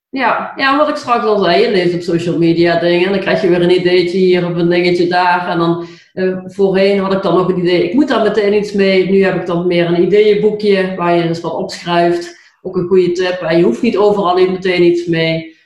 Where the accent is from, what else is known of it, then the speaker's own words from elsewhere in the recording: Limburg, Netherlands; accent: Limburgish; mijn Limburgse accent